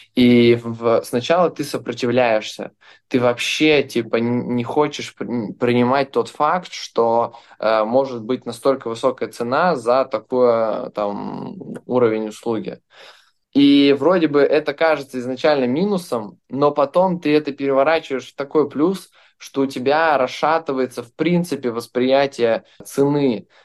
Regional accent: Belarus; now in Dubai, United Arab Emirates; Я сам из Беларуси

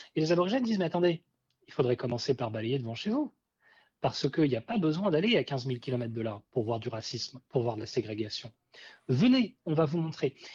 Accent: France; en tant que Français

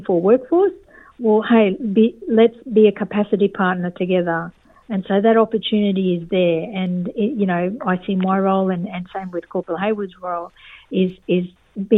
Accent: East Cape York, Queensland, Australia; now in Darwin, Australia; I grew up in East Cape York in a remote community

